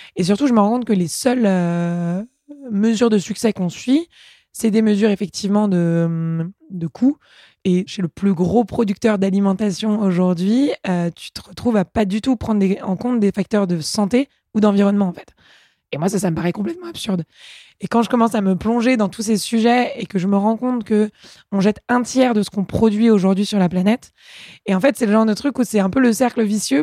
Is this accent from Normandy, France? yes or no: no; Paris, Île-de-France, France; also born or lived in England; je suis née à Paris, j'ai grandi ici euh, papa médecin, maman avocat euh, dans le quatrième arrondissement.